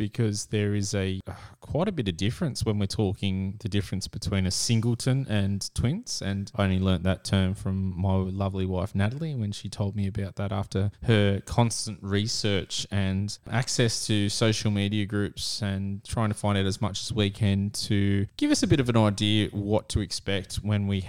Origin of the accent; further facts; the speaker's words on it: Sydney, New South Wales, Australia; We are from Sydney, Australia